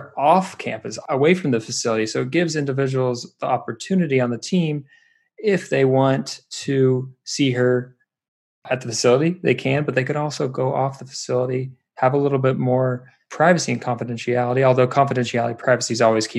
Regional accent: Indiana, United States; now in Los Angeles, United States; I'm from Indiana

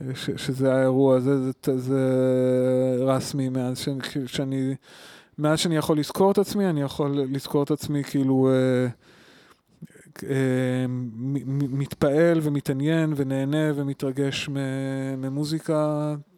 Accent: Tel Aviv, Tel Aviv District, Israel; also born or lived in Ramat HaSharon, Israel / Wageningen, Netherlands; אני אני בא מתל אה, אביב ורמת שרון

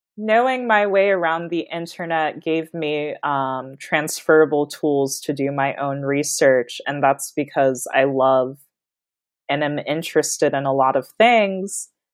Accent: Kansas, United States; I was born and raised in Kansas

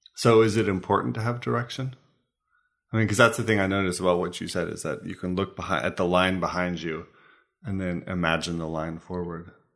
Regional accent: United States; now in Denmark; as an American

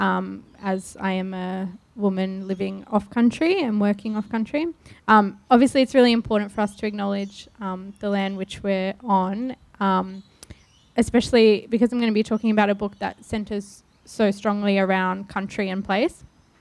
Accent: Noongar country, Western Australia, Australia; also born or lived in Jingili Mudburra country / Naarm (Melbourne); now in Melbourne, Australia; There's the country where I was born and grew up, Noongar country in South Australia

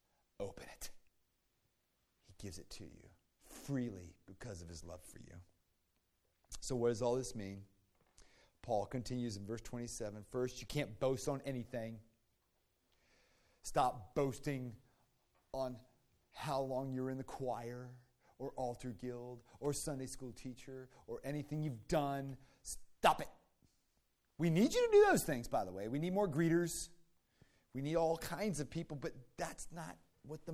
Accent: Virginia, United States; I grew up in Virginia

